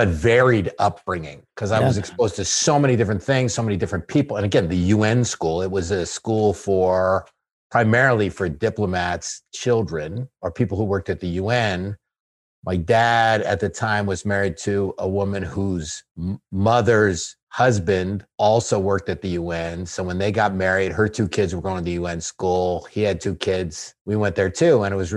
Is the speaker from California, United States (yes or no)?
yes; Hollywood, California, United States; born there; also born or lived in Los Angeles / Chicago / New York / San Francisco; now in Connecticut, United States; you know, I was born in Hollywood, California, and lived in Los Angeles, Chicago, New York, went to school at Berkeley, lived a few years in San Francisco, came back, started in a family in Brooklyn, then moved to Connecticut